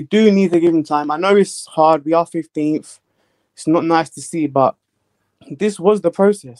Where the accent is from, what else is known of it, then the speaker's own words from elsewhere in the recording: London, United Kingdom; I'm from London.